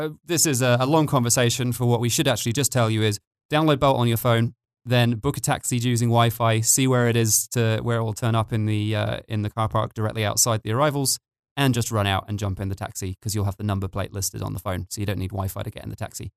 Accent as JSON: {"language": "English", "country": "United Kingdom", "moved": "yes", "lives_now": "Tbilisi, Georgia", "said": "I'm British"}